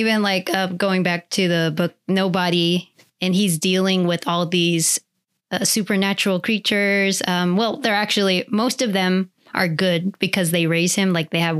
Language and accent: English; Virginia, United States; also born or lived in Germany; as you know, I grew up in Germany in Virginia, and then our family is Filipino.